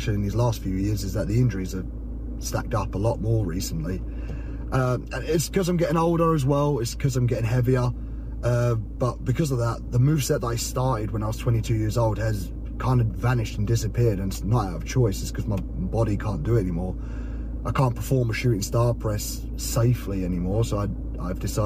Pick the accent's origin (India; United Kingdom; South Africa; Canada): United Kingdom; Essex, East of England; I'm from Essex